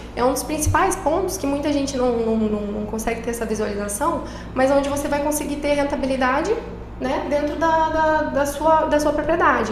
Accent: Lucas do Rio Verde, Mato Grosso, Brazil; also born or lived in Pelotas, Rio Grande do Sul; retornei à minha cidade natal para trabalhar

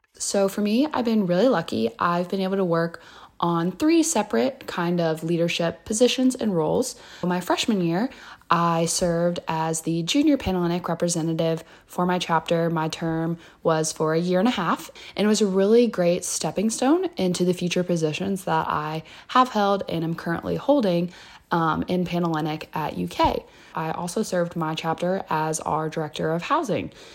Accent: Louisville, Kentucky, United States; I am from Louisville, Kentucky

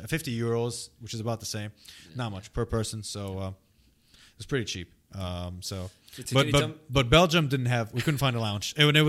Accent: Saudi Arabia; born there; I wasn't born in Lebanon, even though my nationality is Lebanese. I wasn't born there. I was born in Saudi Arabia.

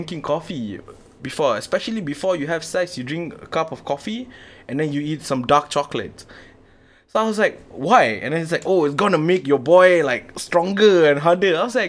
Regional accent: Malaysia; kita orang dari Malaysia.

